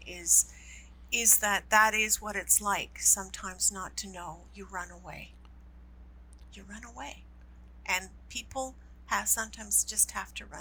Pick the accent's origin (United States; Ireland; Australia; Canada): Canada; I love being Canadian